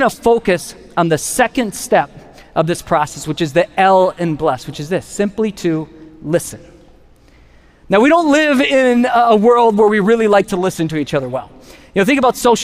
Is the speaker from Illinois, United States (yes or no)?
no; Wisconsin, United States; we're from Wisconsin